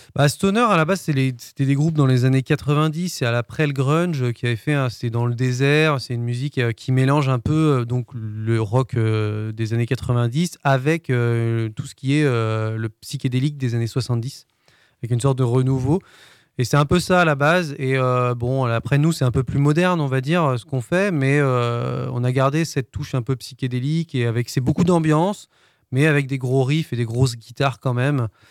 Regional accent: Brest, Brittany, France; moved away as an adult; also born or lived in Le Mans; Je viens de Brest.

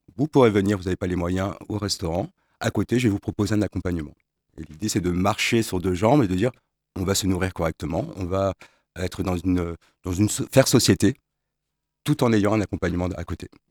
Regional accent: Strasbourg, Grand Est, France; now in Le Mans, France; je suis un Strasbourgeois de naissance, j'étais ici au Mans

